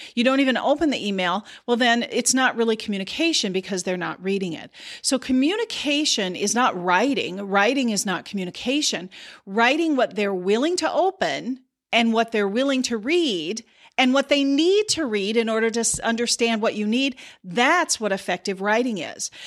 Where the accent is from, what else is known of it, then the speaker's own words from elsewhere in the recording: South Dakota, United States; I grew up in South Dakota